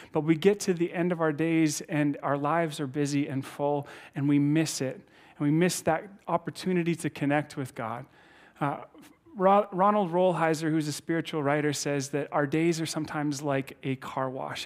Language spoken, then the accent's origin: English; Saskatchewan, Canada; moved away; I'm from Saskatchewan originally